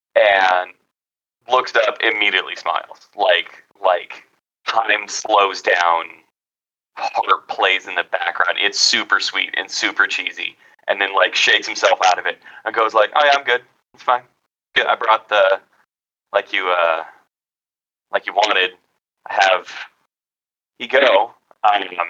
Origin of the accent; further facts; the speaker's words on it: California, United States; I'm from California